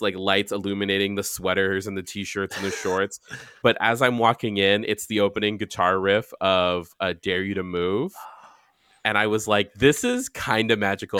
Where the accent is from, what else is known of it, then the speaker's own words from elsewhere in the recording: Guam; moved away; also born or lived in San Diego; I'm from Guam